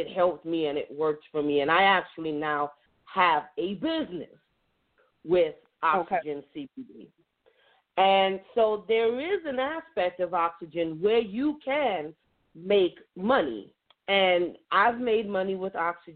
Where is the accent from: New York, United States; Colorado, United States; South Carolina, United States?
New York, United States; now in North Carolina, United States; I'm originally from New York, or as I like to say, the great state of New York, but the Empire State.